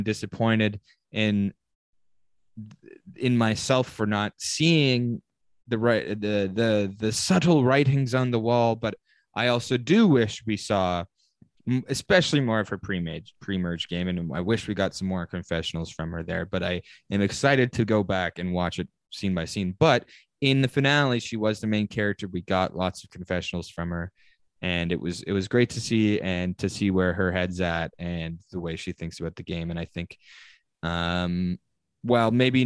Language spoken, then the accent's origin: English; Canada; I am Canadian